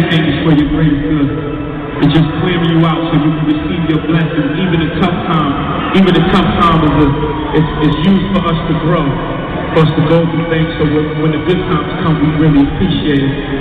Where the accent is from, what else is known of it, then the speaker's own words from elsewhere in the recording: New York City, New York, United States; I'm from Memphis, Nigeria, Brooklyn, New York City